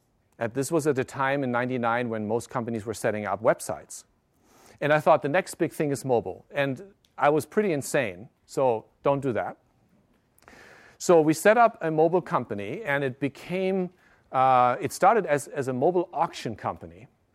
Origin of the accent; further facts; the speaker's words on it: Germany; also born or lived in Japan; I grew up in Germany, but I caught my mobile virus in Tokyo. I lived in Japan in 1994.